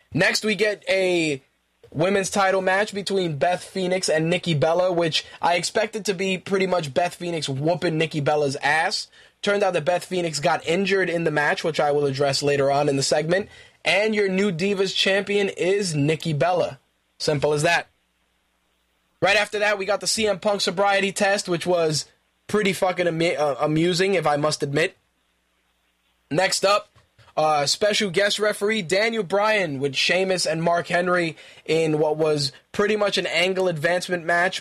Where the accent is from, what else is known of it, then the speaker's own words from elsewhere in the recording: Puerto Rico; I'm Puerto Rican.